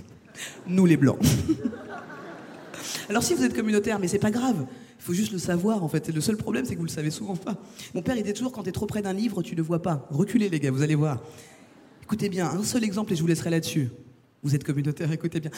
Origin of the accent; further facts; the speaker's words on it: France; je suis française